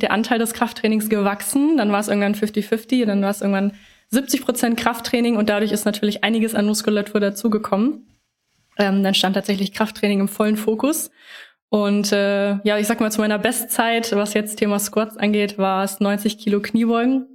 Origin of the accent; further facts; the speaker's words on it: Lower Saxony, Germany; now in Hanover, Germany; Ich komme ähm, aus Norddeutschland, aus Niedersachsen